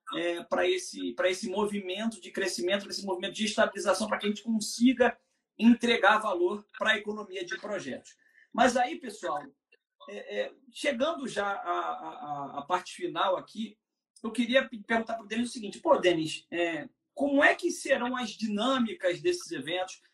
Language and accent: Portuguese; Rio, Rio de Janeiro, Brazil; para o Rio, da, de onde eu sou